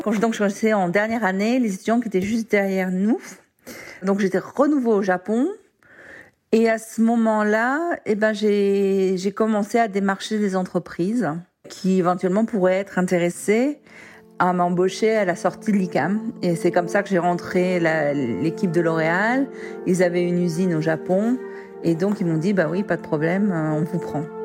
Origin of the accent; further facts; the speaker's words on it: Marseille, Provence-Alpes-Côte d'Azur, France; moved away as an adult; also born or lived in Lille / Japan; now in San Francisco, United States; Au départ, j'ai grandi à Marseille